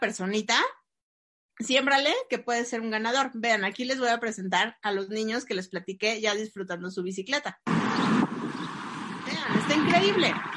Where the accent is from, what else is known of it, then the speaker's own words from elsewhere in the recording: Mexico; tenemos lamentablemente los mexicanos